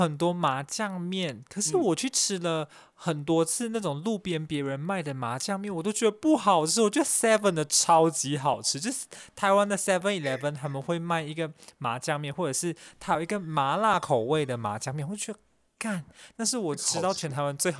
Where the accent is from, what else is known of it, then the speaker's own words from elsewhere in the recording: Malaysia; 我们是马来西亚人，所以马来西亚人做的味道也比较符合马来西亚人的口味。